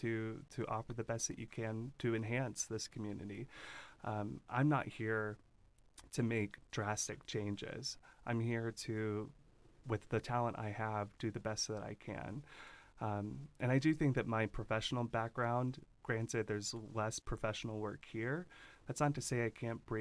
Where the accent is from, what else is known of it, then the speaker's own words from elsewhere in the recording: Louisville, Kentucky, United States; moved away as an adult; also born or lived in Los Angeles, California; now in Bend, United States; I grew up in Louisville, Kentucky, small town